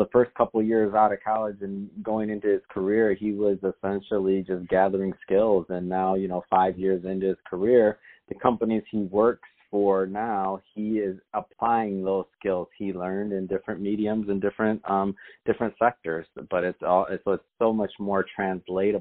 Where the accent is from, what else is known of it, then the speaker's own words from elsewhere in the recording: Detroit, Michigan, United States; moved away; I'm from Detroit, but I haven't been back in a while